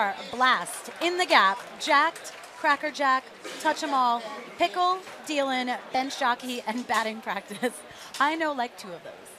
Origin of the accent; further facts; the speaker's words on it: Virginia, United States; Because I'm from Virginia.